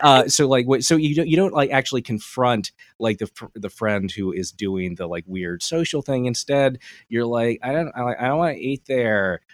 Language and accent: English; Delaware, United States; I'm from Delaware